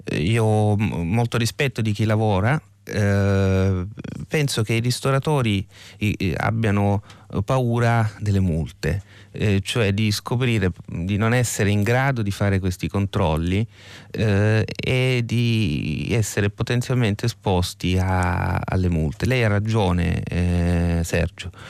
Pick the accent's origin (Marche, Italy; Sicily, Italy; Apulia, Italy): Sicily, Italy; assomiglia alla mia terra di origine che è la Sicilia